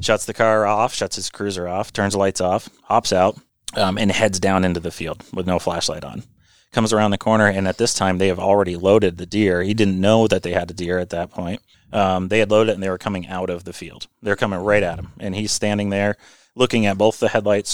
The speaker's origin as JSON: {"language": "English", "region": "Vermont", "country": "United States", "tie": "born or raised there", "also_born_or_lived": "New York", "said": "I'm a native Vermonter. I, I've um, you know I grew up in Vermont, went to school in New York"}